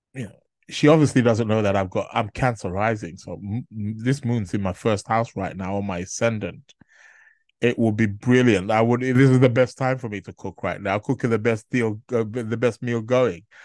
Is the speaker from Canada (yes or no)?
no; Nigeria; being native Nigerian myself